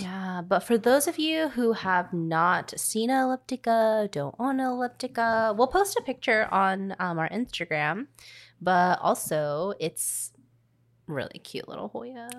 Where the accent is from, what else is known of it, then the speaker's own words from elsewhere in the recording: Louisiana, United States; I was born in the South from Louisiana